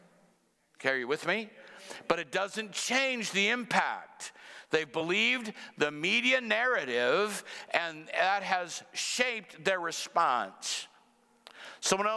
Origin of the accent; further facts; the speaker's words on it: Cedar Rapids, Iowa, United States; moved away as an adult; my hometown, Cedar Rapids